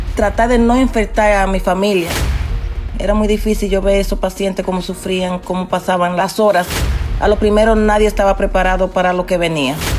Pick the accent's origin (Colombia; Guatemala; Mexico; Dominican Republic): Dominican Republic; moved away as an adult; also born or lived in Queens, New York; now in New York, United States; ya trabajando como enfermera en mi país, en República Dominicana, y aquí en Nueva York ya tengo 26 eh, años trabajando en la salud